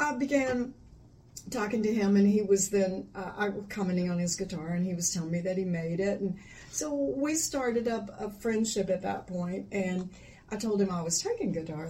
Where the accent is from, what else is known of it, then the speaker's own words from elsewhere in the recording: Florida, United States; moved away as an adult; now in Mississippi, United States; Born and raised in Florida, and then moved to Mississippi over 40 years ago